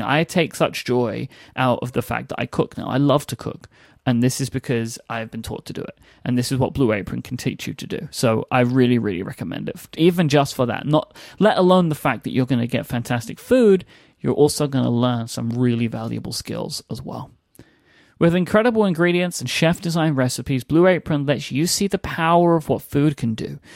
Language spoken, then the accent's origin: English; United Kingdom